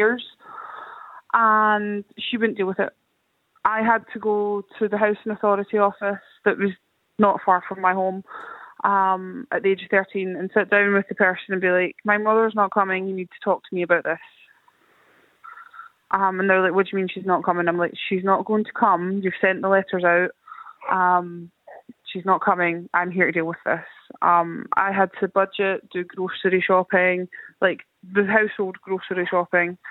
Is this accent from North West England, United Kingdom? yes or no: no; Scotland, United Kingdom; So I grew up in Scotland, so not Ireland